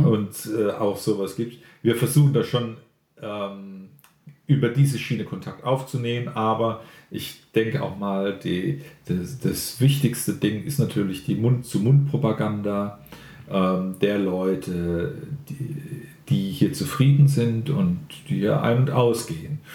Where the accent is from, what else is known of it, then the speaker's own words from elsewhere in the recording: Mannheim, Baden-Württemberg, Germany; ich bin in Mannheim groß geworden